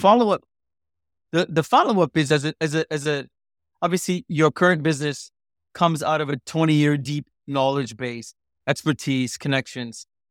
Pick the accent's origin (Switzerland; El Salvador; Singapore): Singapore; also born or lived in India; born in India, growing up in Singapore, being a South Asian